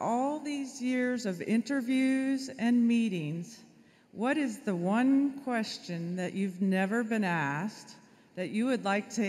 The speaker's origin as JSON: {"language": "English", "town": "Gainesville", "region": "Florida", "country": "United States", "said": "I'm from Gainesville, Florida."}